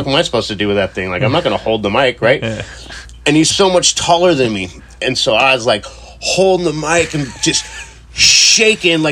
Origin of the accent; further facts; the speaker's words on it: Costa Mesa, California, United States; I grew up in Costa Mesa, Newport Beach area